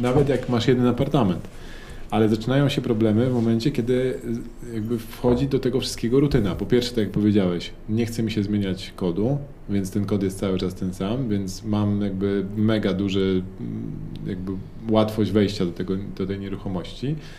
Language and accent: Polish; Warsaw, Masovian Voivodeship, Poland; skąd jesteśmy, jak usłyszeli z Warszawy